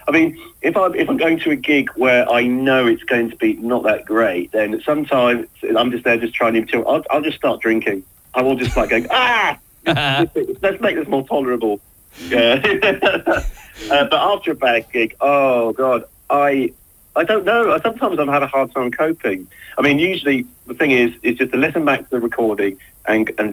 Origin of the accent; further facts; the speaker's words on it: Portsmouth, South East England, United Kingdom; I'm from Portsmouth, so everything above Winchester is like north for me.